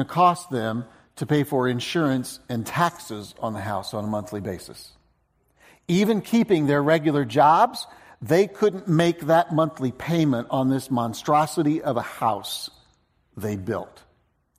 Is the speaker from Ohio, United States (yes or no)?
yes; Ohio, United States; a family that I knew growing up in Ohio